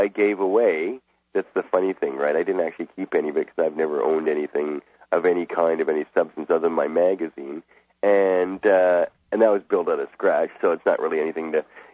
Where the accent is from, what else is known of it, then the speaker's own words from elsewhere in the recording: Canada; I'm a Canadian. I've never been to the United States in all this time.